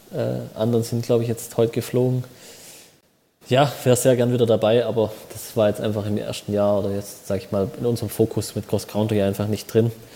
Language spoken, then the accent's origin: German; Schwäbisch Hall, Baden-Württemberg, Germany; in Schwäbisch Hall ein Trainingslager zu machen, hier wo ich herkomme